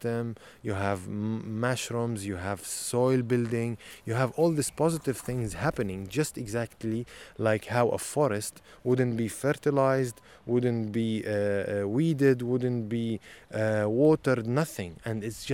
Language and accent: English; Nazareth, Northern District, Israel; Growing up in Nazareth